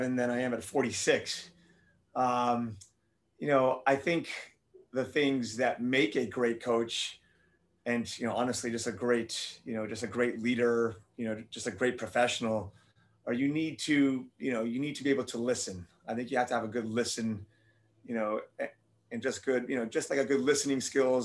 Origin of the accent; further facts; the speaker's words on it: Miami, Florida, United States; moved away as an adult; also born or lived in Tennessee; I'm born and raised in Miami, Florida, spent all my life there.